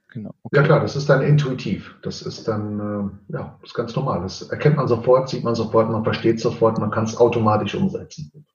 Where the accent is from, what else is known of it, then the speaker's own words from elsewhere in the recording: Portugal; Ich bin ja Portugiese